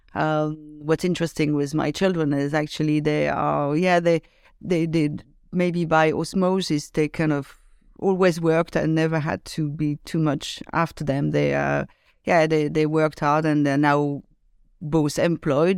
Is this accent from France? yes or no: yes; Lyon, Auvergne-Rhône-Alpes, France; I grew up in uh, in the suburb of Lyon, which is uh, one of second biggest uh, city in France